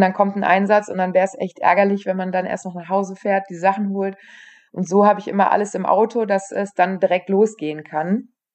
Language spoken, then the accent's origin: German; near Aachen, North Rhine-Westphalia, Germany; ich komme aus der Nähe von Aachen